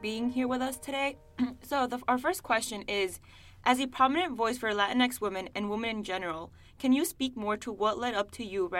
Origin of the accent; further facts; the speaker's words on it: Chicago, Illinois, United States; I'm a junior in the College of Arts and Sciences, majoring in psychology, and I'm from Chicago.